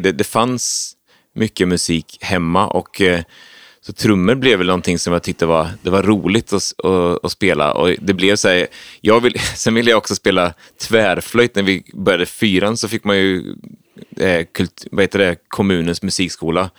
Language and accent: Swedish; Söderköping, Östergötland, Sweden; now in Stockholm, Sweden; Det är Söderköpings kommun. Så att jag det är upp, uppvuxen